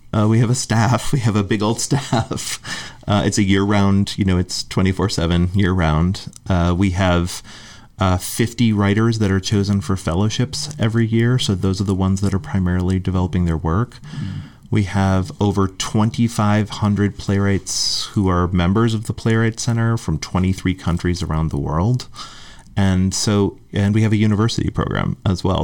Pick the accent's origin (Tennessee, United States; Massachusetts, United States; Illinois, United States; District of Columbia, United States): Massachusetts, United States; Western; moved away; also born or lived in Hartford, Connecticut / Chicago; I grew up in Western Massachusetts